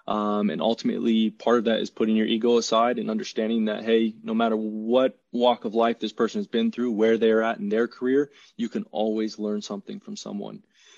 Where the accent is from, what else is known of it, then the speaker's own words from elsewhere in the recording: Chattanooga, Tennessee, United States; also born or lived in California; A little background about me. I'm actually originally from California. A lot of people don't know that, but moved to Tennessee when I was, I think, 6 or 7. So at a young age, and actually spent most of my life in Chattanooga, Tennessee.